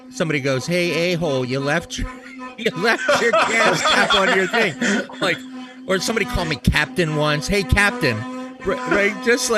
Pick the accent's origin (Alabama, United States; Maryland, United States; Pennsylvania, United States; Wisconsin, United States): Maryland, United States; now in Boston, United States; I'm from Maryland.